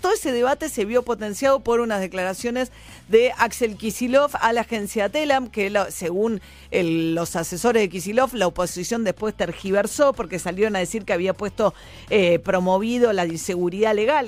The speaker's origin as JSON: {"language": "Spanish", "region": "Buenos Aires", "country": "Argentina", "said": "yo soy porteña, vivo en la ciudad de Buenos Aires"}